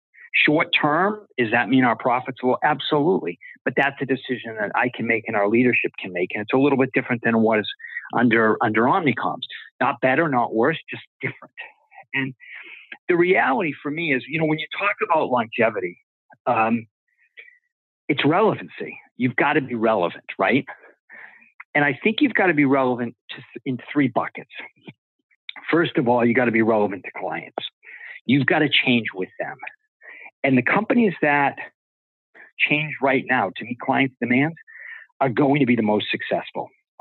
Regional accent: East Coast, United States; growing up on the East Coast

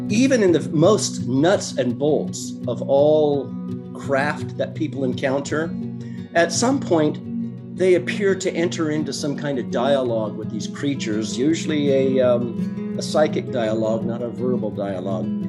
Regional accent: Oregon, United States; from Oregon originally

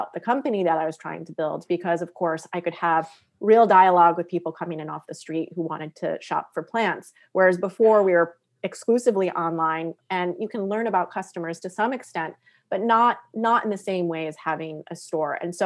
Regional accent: Western Massachusetts, United States; moved away as an adult; also born or lived in New York City; until I was 18 years old, I lived in Western Massachusetts

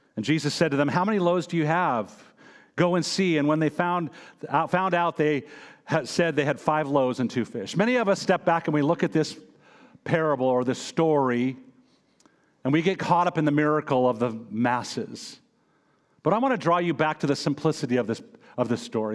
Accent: United States; I am American

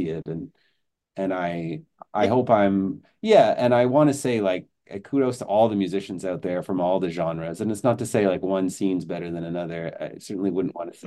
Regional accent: Belleville, Ontario, Canada; moved away as an adult; also born or lived in Montreal; now in Kingston, Canada; I grew up in Belleville, Ontario, so close to Kingston

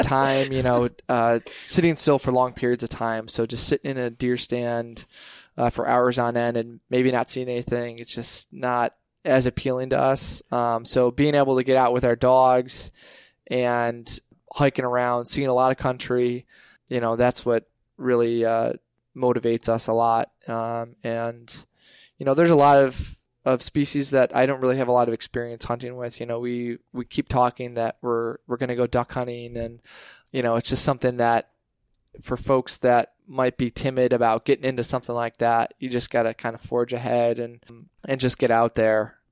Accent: Western New York, United States; I'm from Western New York. I grew up in a hunting family

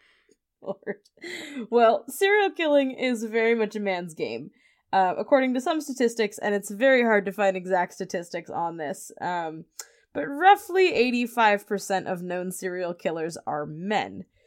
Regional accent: New Brunswick, Canada; I'm from New Brunswick

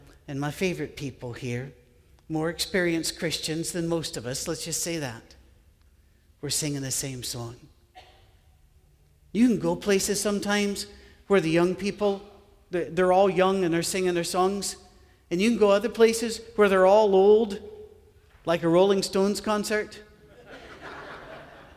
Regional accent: United Kingdom; I'm British

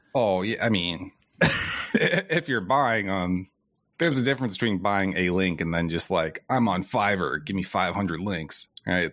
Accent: Iowa, United States; I'm also from Iowa

